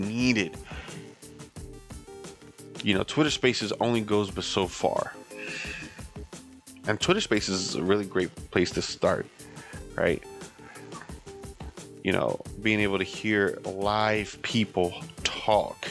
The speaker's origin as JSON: {"language": "English", "country": "United States", "said": "I'm talking from the American standpoint."}